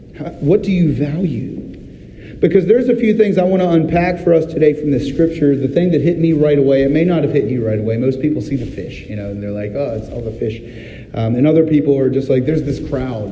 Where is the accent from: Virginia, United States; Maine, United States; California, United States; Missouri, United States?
Virginia, United States; Virginia Beach; I'm from Virginia Beach, Virginia, and my aunt happened to live on Shore Drive, right there next to a marina